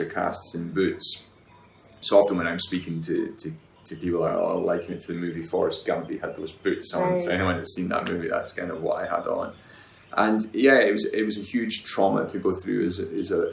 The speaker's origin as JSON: {"language": "English", "region": "Highlands of Scotland", "country": "United Kingdom", "tie": "born or raised there", "moved": "yes", "said": "I grew up in the Highlands of Scotland, which is a long way away from here"}